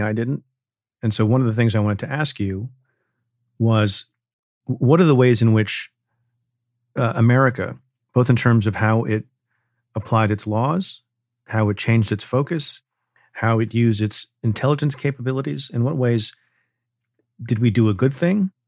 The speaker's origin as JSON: {"language": "English", "town": "New York City", "region": "New York", "country": "United States", "said": "as a New Yorker"}